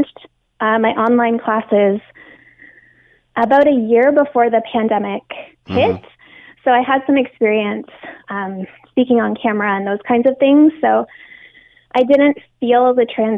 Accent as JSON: {"language": "English", "town": "Hamilton", "region": "Ontario", "country": "Canada", "tie": "born or raised there", "also_born_or_lived": "Asia", "moved": "as an adult", "said": "My hometown is Hamilton."}